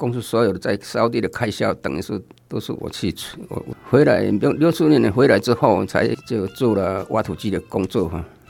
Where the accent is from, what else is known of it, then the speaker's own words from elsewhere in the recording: Lunbei, Yunlin County, Taiwan; moved away; 对，民国五十七年我离开仑背乡到虎尾出来工作。